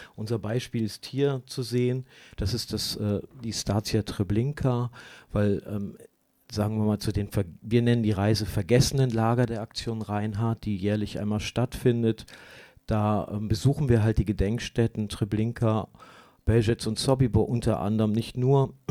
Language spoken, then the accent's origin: German; Germany; für uns als Deutsche